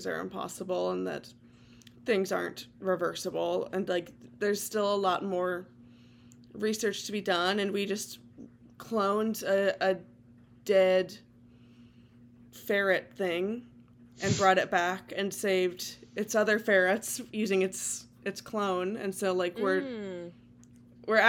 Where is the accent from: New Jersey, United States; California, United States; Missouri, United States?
California, United States; now in Oregon, United States; my home state is like literally on fire